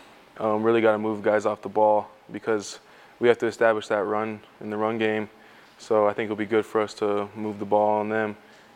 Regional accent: Hawaii, United States; moved away as an adult; also born or lived in Arizona; now in Nebraska, United States; Back home in Hawaii, we always leave our shoes outside of our house.

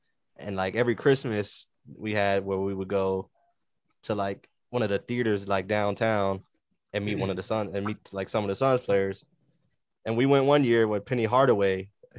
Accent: Phoenix, Arizona, United States; I grew up in Phoenix

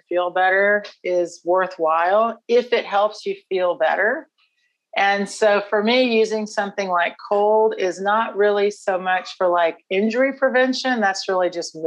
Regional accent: Houston, Texas, United States; from Houston originally

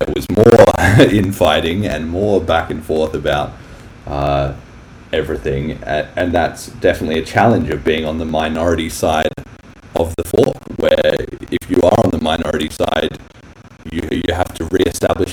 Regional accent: Australia; I'm Australian too

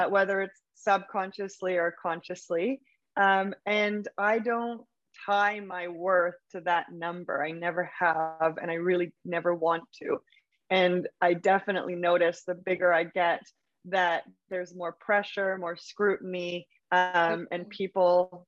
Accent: Vancouver, British Columbia, Canada; moved away as an adult; also born or lived in Berlin; now in New York City, United States; I'm from Vancouver, Canada originally, and I left here about 7 years ago.

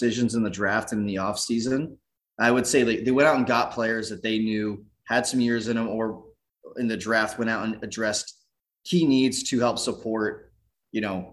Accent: Southern California, United States; I grew up in Southern California and we would go down to Chargers games

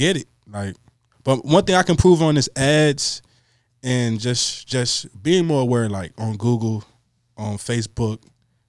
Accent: Richmond, Virginia, United States; I was born and raised in Richmond, Virginia

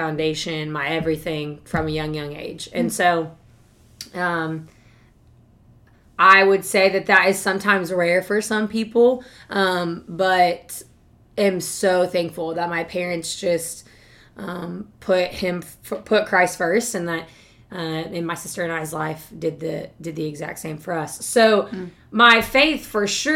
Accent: Fort Mitchell, Kentucky, United States; moved away as an adult; also born or lived in Bowling Green, Kentucky; stayed in one place. Went back and forth between mom and dad, but was in Fort Mitchell, Kentucky basically my entire life

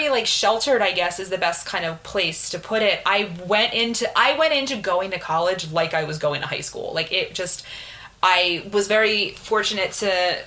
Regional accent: Philadelphia, Pennsylvania, United States; also born or lived in Pittsburgh; I grew up in Philadelphia.

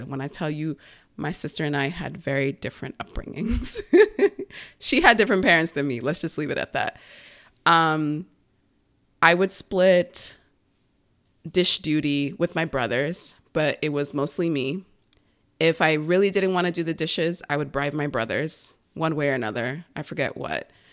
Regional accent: Long Island, New York, United States; That was our main source of cleaning growing up in Long Island, in that big house

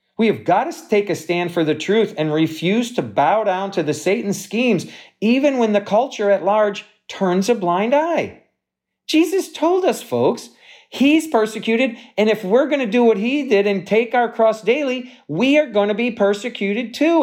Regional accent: Wisconsin, United States; moved away; I grew up in Wisconsin

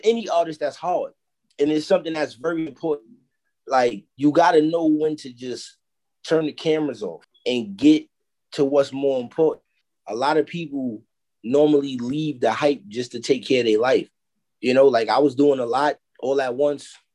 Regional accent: New York City, New York, United States; I come from Harlem.

